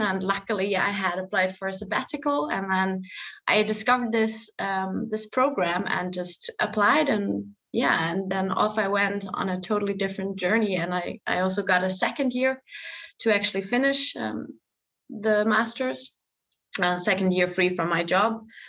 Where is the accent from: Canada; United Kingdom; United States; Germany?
Germany; moved away; I am from Germany. I have a background in teaching, went through an entire teacher education there and worked a bit as a teacher